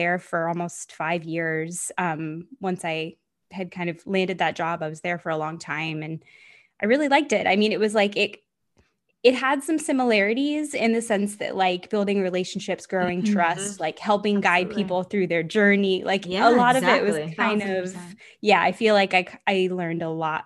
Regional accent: Florida, United States; moved away as an adult; now in California, United States; I grew up in Florida, moved to California for a bit, moved back to Florida for a while, and then came back to California.

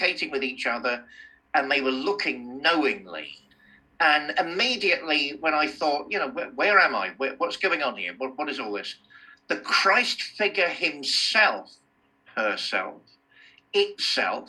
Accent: Fareham, South East England, United Kingdom; moved away; Growing up in Fareham in Hampshire, you know, I used to hate it

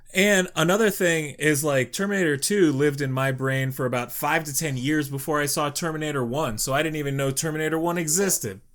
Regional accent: Youngstown, Ohio, United States; I'm from Mob City, U S A here in Youngstown

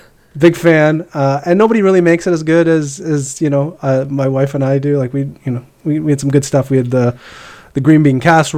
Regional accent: Canada; speaking as a Canadian

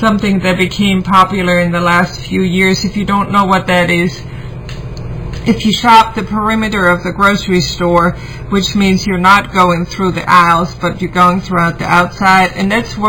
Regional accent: Germany; moved away as an adult; now in United States; I grew up in Germany

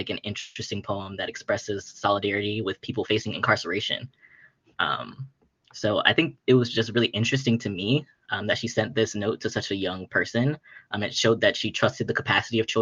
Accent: Chicago, Illinois, United States; I'm also from the South Side of Chicago

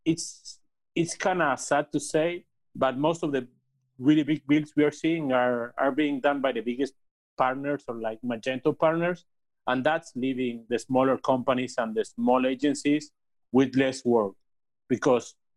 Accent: Argentina; I was born here in Argentina

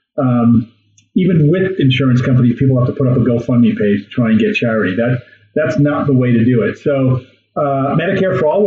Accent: New York, United States; now in Wyoming, United States; I'm from New York State originally, but I've been here for about 30 years

